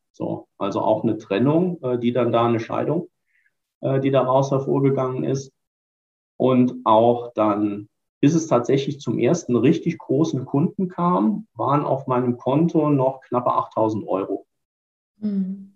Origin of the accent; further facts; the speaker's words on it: Ruhr area, North Rhine-Westphalia, Germany; als Ruhrpottler